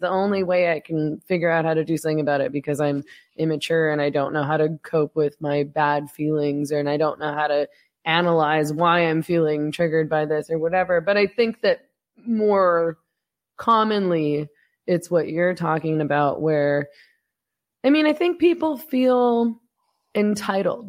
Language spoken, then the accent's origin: English; Vancouver, British Columbia, Canada; accent: Canadian; moved away as an adult; now in Mexico; I'm from Vancouver, and so every time I would, I'm, I don't live in Canada anymore, I ran away to Mexico